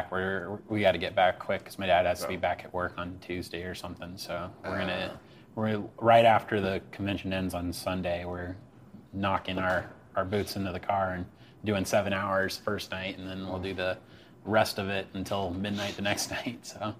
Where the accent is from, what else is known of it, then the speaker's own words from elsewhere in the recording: Midwest, United States; I grew up in the Midwest